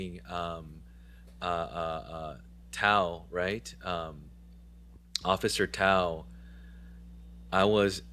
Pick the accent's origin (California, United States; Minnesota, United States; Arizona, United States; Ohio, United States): California, United States; San Diego and Orange County; also born or lived in Huntington Beach, California; growing up in San Diego and in Orange County most of my life, guys, I went to high school in Huntington Beach